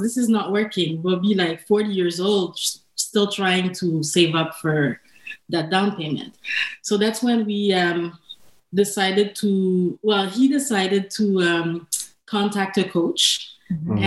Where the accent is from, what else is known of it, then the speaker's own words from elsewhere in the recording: Montreal, Quebec, Canada; moved away as an adult; now in Ottawa, Canada; we're both born and raised in Montreal